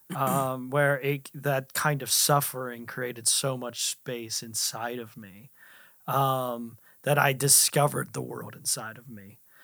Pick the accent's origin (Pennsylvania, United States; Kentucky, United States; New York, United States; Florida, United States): Pennsylvania, United States; Altoona; I was born in Altoona, Pennsylvania. Altoona is known for, um, the railroad